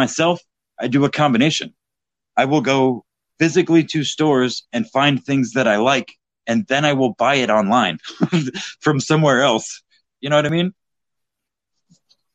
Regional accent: Texas, United States; now in Indiana, United States; I currently live in Indiana, which is a Republican state, as you know, but I was born and raised in Texas

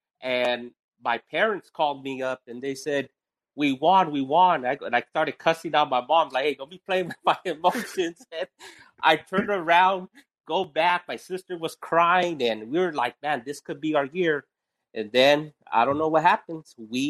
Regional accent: California, United States; I'm from California

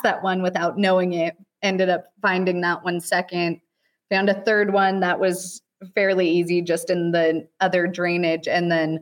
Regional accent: Oregon, United States; moved away as an adult; now in Idaho, United States; I grew up in Oregon.

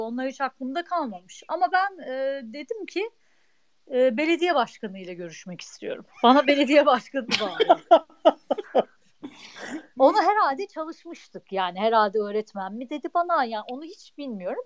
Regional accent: Ankara, Turkey; bin yıllık Ankaralı olarak

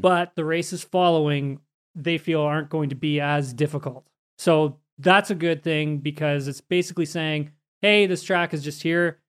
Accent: Canada; we're both Canadian

